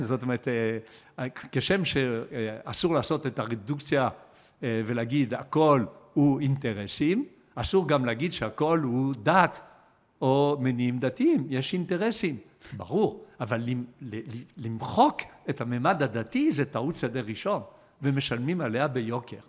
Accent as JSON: {"language": "Hebrew", "country": "Israel", "said": "אנחנו כישראלים"}